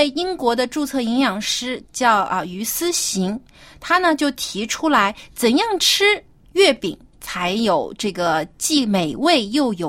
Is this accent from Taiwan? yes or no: no; Jiangsu, China; 我老家是在江苏嘛，就是是中国南方。